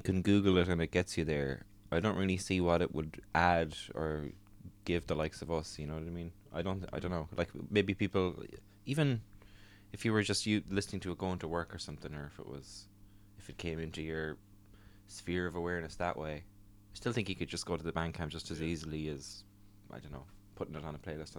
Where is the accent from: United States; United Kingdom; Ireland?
Ireland; Connacht; I'm from Mayo, so I'm deeply suspicious of all kind of new technologies.